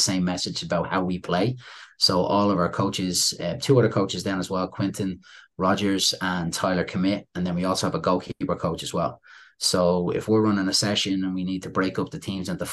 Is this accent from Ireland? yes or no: yes; Dublin, Leinster, Ireland; moved away as an adult; also born or lived in Syracuse, New York, United States; now in New York, United States; Growing up in Dublin, Ireland, when I was playing with my club team